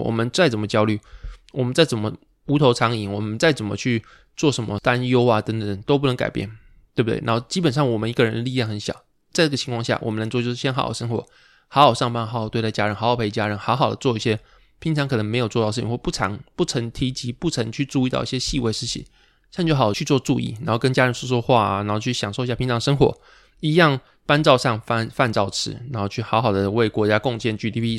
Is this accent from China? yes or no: no; Pingtung, Pingtung County, Taiwan; 我小时候到长大，没有人会跟我讲台语， 所以导致说我可能是屏东长大或屏东出生，但是我完全不会讲台语